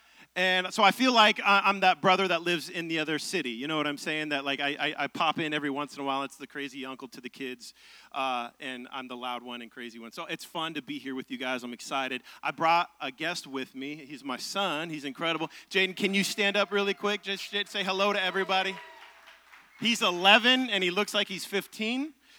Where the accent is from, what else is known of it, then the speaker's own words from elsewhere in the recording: Seattle, Washington, United States; moved away as an adult; now in Nashville, United States; I'm originally from Seattle, Tacoma area, and we've been in Nashville for about 6 years, and we love this city.